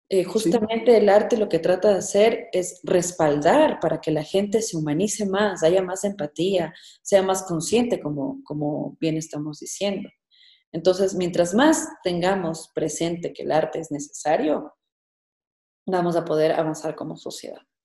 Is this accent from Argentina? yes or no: no; Ecuador; como ecuatorianos